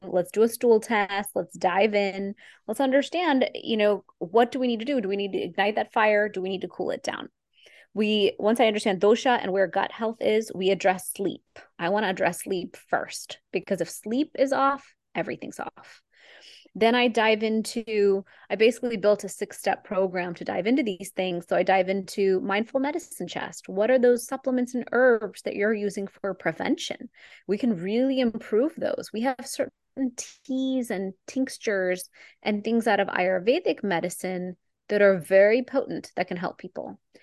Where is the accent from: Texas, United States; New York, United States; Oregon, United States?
Texas, United States; I am an Indian girl from Texas